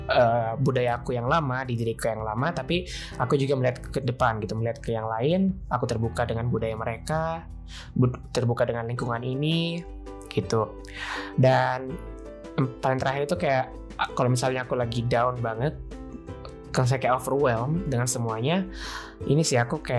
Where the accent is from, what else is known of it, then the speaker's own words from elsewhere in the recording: Sulawesi, Indonesia; cuman karena aku juga dari Sulawesi aku dari Sulawesi